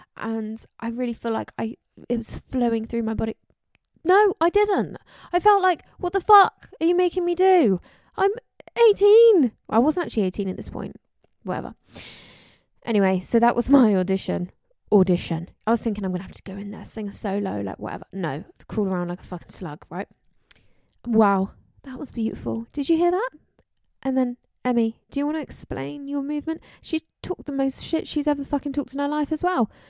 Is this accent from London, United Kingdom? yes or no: yes; London, United Kingdom; I was born in London. I'm from London